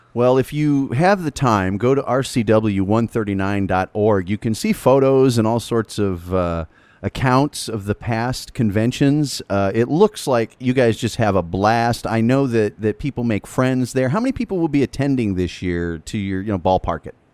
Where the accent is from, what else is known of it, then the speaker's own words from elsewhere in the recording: United States; we Americans